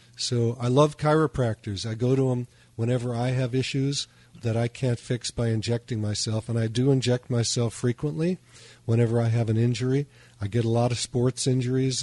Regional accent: Chicago, Illinois, United States; I was raised in Chicago

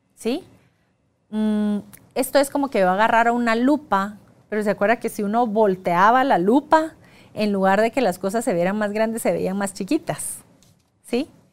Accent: Guatemala; soy guatemalteca

